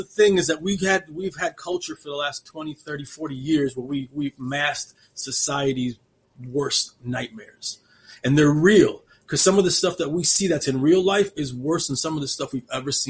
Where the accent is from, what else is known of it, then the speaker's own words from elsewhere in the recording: Chicago, Illinois, United States; I'm from this area. I'm from the Chicagoland area, and I don't rep people like him.